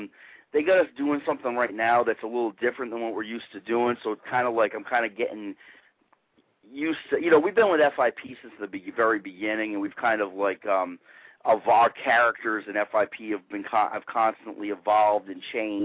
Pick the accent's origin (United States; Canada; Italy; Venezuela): United States; Rhode Island; now in Florida, United States; I'm from the north originally. I'm from Rhode Island, and but man, ever since I've been in Florida, man, I should have been born a Southern boy, man.